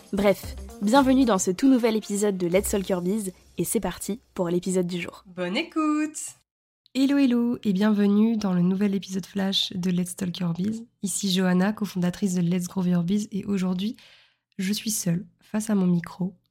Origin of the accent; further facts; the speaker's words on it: Montpellier, Occitania, France; also born or lived in Lille; now in Nice, France; je suis originaire de Montpellier